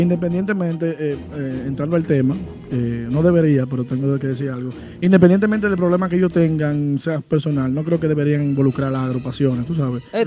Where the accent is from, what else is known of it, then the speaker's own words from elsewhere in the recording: Santiago de los Caballeros, Santiago, Dominican Republic; soy de Santiago, pero ya, imagínate, mi esposa de allá